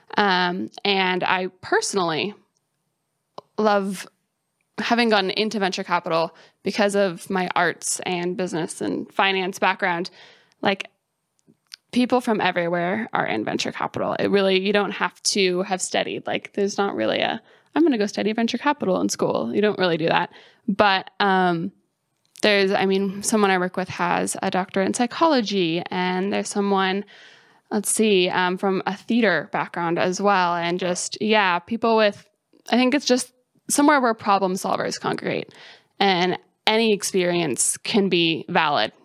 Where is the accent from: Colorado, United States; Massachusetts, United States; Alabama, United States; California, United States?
Colorado, United States; moved away as an adult; also born or lived in Bloomington, Indiana; now in Columbus, United States; I grew up in Colorado, so I spent my whole life there in the mountains. I grew up just, like, an hour west of Denver.